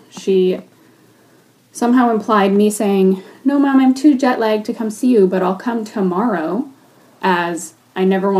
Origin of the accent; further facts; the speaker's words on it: United States; now in Canada; growing up in the States